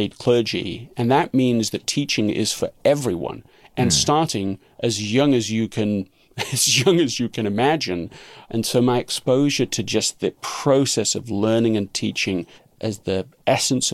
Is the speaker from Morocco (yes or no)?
no; London, United Kingdom; being raised in England